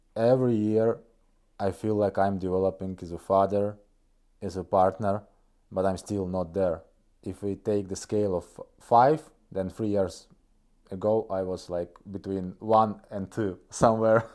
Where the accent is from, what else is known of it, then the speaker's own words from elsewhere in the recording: Kohtla-Järve, Ida-Viru County, Estonia; English is a second language; moved away as an adult; now in Tartu, Estonia; I'm coming from a city of Kohtla Järve. It's northeast Estonia. So it's a kind of a Russian region. People speak Russian there mostly. So I do.